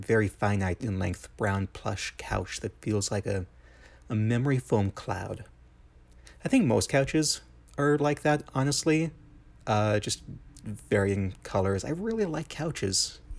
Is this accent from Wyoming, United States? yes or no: yes; Wyoming, United States